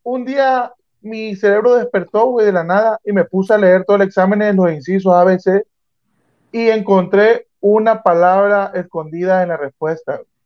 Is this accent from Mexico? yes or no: yes; Frontera, Tabasco, Mexico; yo soy de Frontera Centla